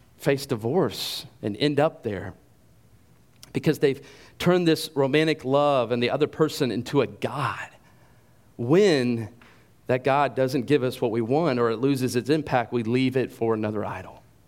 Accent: Carrollton, United States; I grew up here in Carrollton

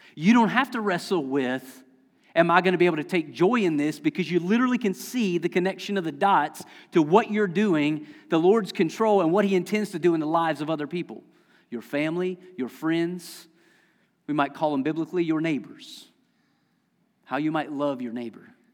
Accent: Lexington County, South Carolina, United States; moved away; I'm from Lexington County, South Carolina, I mispronounce everything

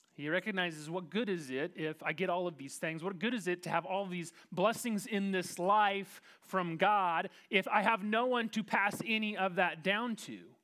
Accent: Kansas, United States; as a proud Kansan

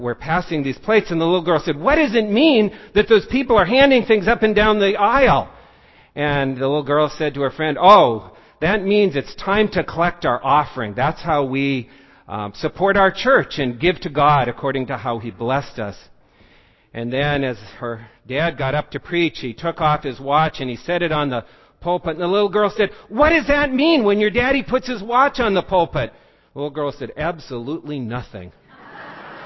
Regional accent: North Dakota, United States; now in Weymouth, United States; I grew up in North Dakota. And I grew up in little towns

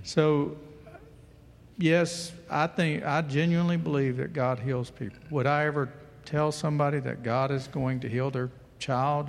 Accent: United States; an American Christian

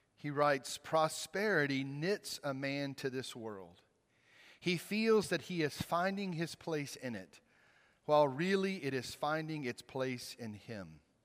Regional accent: Mississippi, United States; moved away as an adult; now in Virginia, United States; I grew up in Mississippi. I spent the first twenty-three years of my life there

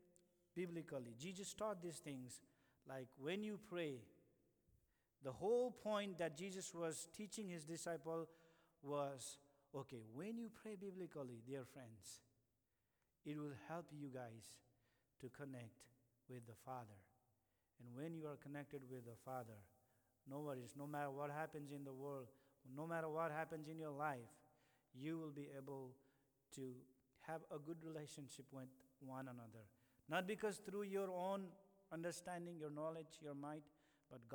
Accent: India; now in United States; I'm from India

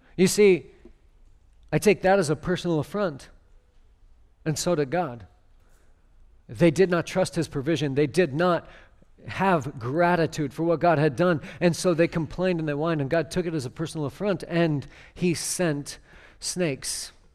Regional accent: near Seattle, Washington, United States; I grew up near Seattle

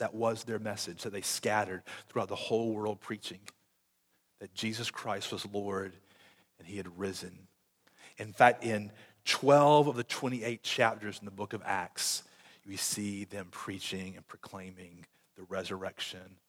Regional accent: Conway, United States; I'm from Conway

